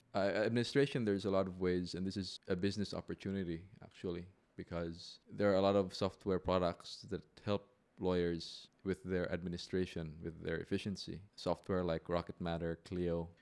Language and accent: English; Philippines; also born or lived in Manila / Makati; now in Cebu, Philippines; I am a Filipino lawyer.